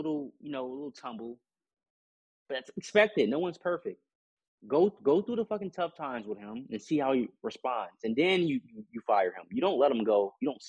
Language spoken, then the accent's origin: English; United States; as an American and someone that's studying soccer and football and learning my way, I'm always looked down upon from the English.